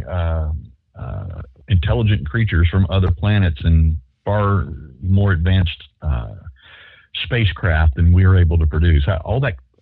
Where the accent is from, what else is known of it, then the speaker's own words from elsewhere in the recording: Shreveport, Louisiana, United States; West Shreveport. Yeah. Well, I was born in Willis-Knighton Hospital